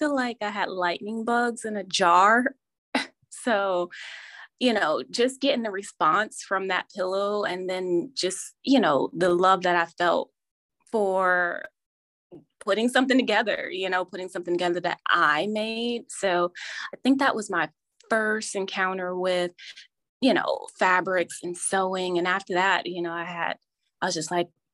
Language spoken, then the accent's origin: English; New Jersey, United States; now in Virginia, United States; I grew up in New Jersey, and at that time we had home economic classes.